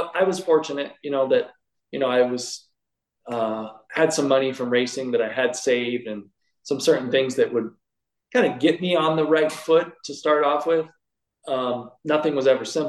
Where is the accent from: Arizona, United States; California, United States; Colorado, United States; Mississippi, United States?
California, United States; Sacramento; I moved from Sacramento, where I grew up, to Southern California